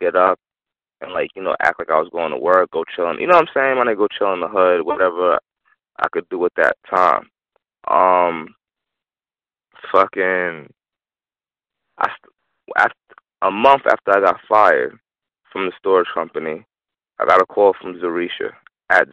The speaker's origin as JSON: {"language": "English", "area": "Long Island", "region": "New York", "country": "United States", "tie": "born or raised there", "also_born_or_lived": "Brooklyn, New York / Rosedale, Queens, New York / Uniondale, New York / Hempstead, New York", "said": "I was born in Brooklyn. I lived in Rosedale till I was five, and then went to Long Island"}